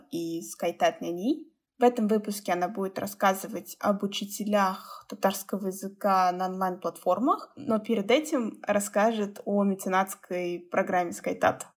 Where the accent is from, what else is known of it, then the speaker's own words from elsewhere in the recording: Russia; Даже несмотря на то, что мы выросли в Кряшинской деревне, нам привили такую любовь к